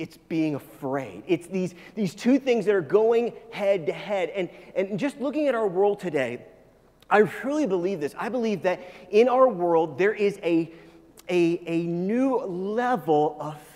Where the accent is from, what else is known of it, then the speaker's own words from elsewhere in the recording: United States; I grew up not in Kansas, but very close to Kansas